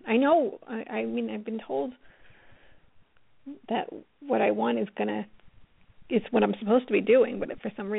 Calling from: Colorado, United States; I'm calling from Colorado.

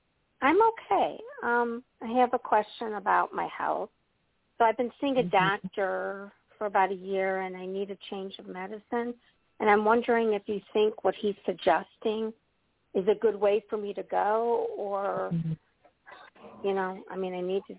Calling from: Midwest, United States; From the Midwest portion of the U.S.

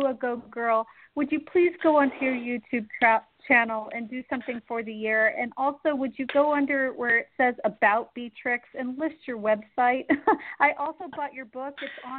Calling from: St. Louis, Missouri, United States; I'm from St. Louis, too.

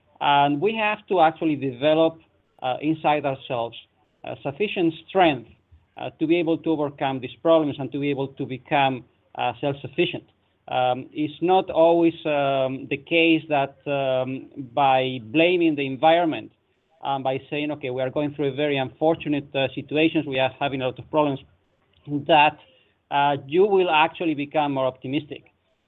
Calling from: Netherlands; I'm calling from the Netherlands

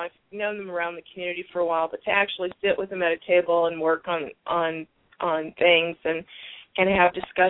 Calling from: Arizona, United States

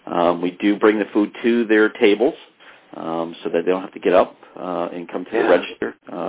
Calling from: Cheshire, Connecticut, United States; I am calling from Cheshire, Connecticut, at our corporate offices.

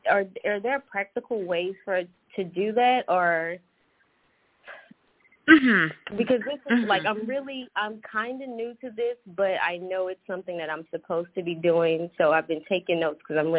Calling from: Atlanta, Georgia, United States; I am calling from Atlanta.

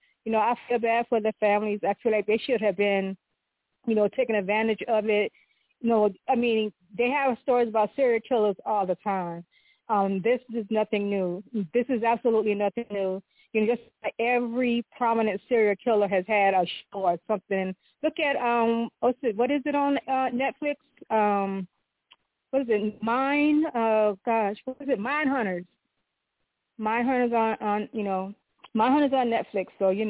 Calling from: California, United States; I'm calling from California.

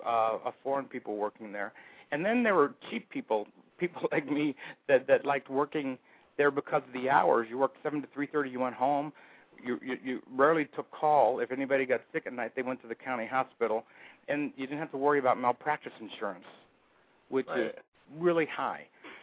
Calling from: Phoenix, Arizona, United States; I'm from Phoenix, Arizona.

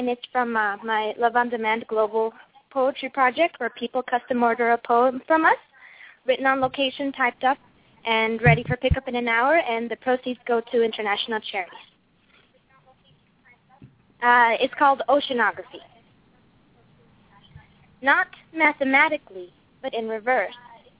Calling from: Los Angeles, California, United States; I'm calling from Los Angeles.

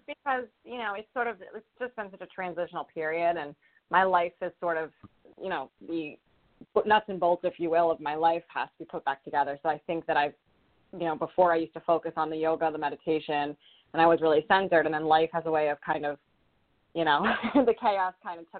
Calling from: Rhode Island, United States; I'm calling from Rhode Island.

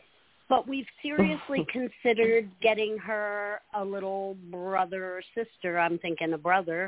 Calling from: Holly Hill, Florida, United States; in Holly Hill, Florida.

